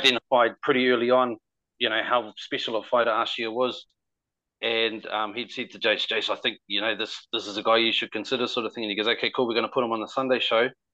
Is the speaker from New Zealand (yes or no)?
yes; Auckland, New Zealand; I grew up in West Auckland in the mid 90s